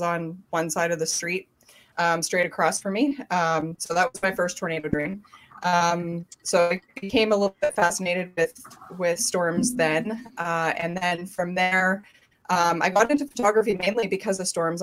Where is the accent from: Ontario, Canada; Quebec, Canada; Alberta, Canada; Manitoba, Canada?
Manitoba, Canada; Thompson; I grew up in Thompson, Manitoba, which is about eight hours north of Winnipeg.